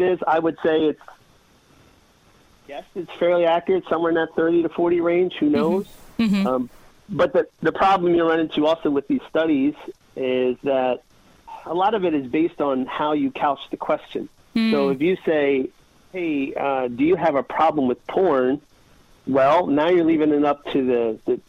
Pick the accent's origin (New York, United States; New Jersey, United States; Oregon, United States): New Jersey, United States; I'm from New Jersey.